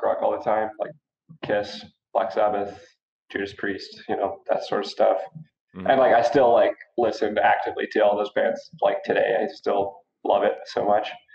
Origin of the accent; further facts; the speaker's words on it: Cranbrook, British Columbia, Canada; now in Calgary, Canada; my hometown Cranbrook